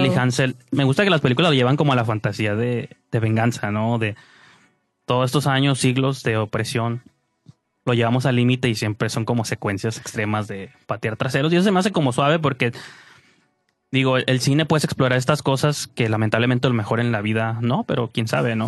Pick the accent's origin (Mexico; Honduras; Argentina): Mexico; como mexicano